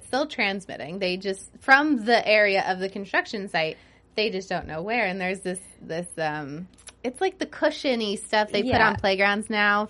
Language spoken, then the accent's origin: English; Georgia, United States; I'm from Georgia.